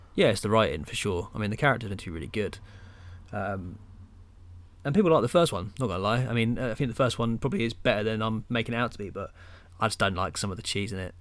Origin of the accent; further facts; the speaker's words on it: England, United Kingdom; being a Englishman.